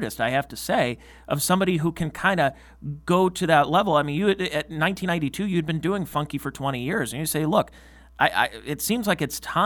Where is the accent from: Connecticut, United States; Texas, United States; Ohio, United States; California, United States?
Ohio, United States; Cleveland; I grew up in the Cleveland area